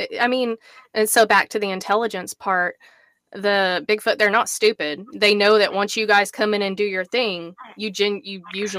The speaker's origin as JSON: {"language": "English", "town": "Altus", "region": "Oklahoma", "country": "United States", "said": "I am from Altus, Oklahoma, which is right next to Fort Sill Air Force Base."}